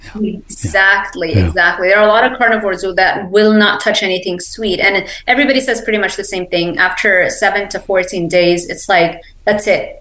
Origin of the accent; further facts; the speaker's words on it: Lebanon; English is a second language; also born or lived in Miami; now in Ocala, United States; I grew up in Lebanon